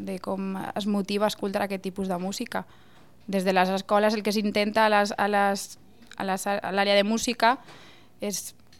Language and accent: Catalan; Llíria, Valencian Community, Spain; moved away as an adult; La banda del meu poble és la banda primitiva de Llíria.